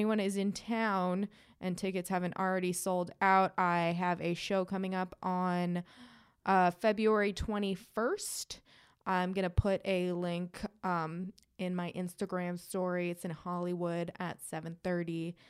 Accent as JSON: {"language": "English", "town": "Perth", "region": "Western Australia", "country": "Australia", "accent": "Australian", "said": "From Perth. I'm a cabbage farmer from Perth. It's my Australian accent."}